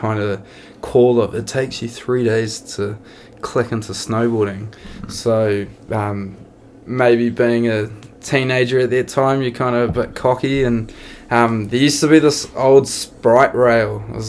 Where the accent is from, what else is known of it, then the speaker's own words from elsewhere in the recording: Auckland, New Zealand; also born or lived in Wairu / Linton; I grew up in a few places. My old man was in the army when I was younger. And Wairu, Linton and South Auckland were a few of the places that I grew up, and kind of jumped around a wee bit when I was younger